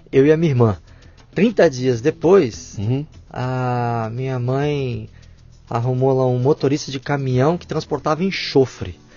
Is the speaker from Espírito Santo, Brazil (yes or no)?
no; Barra Mansa, Rio de Janeiro, Brazil; born there; Nasci em Barra Mansa, na Baixada Fluminense.